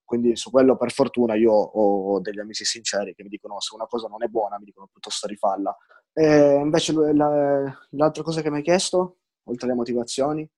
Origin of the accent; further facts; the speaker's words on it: Turin, Piedmont, Italy; io son di Torino